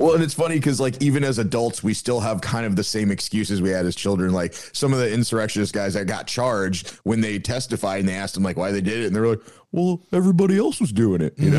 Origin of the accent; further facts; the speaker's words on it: Iowa, United States; I went to Iowa State for a little bit in, in my home state